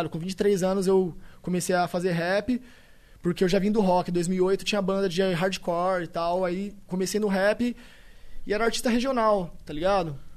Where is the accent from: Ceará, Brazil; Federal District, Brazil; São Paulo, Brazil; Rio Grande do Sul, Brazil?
São Paulo, Brazil; Tupã; Sou do interior de São Paulo, Tupã, cidade abençoada. Salve a todos tupanenses